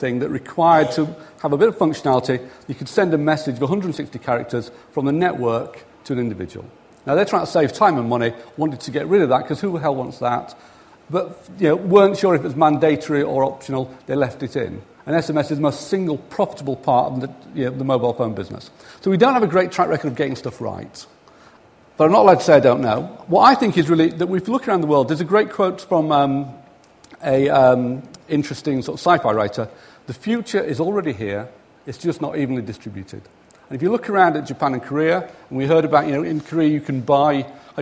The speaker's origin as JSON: {"language": "English", "region": "the north of England", "country": "United Kingdom", "accent": "northern", "said": "My mumbling northern accent"}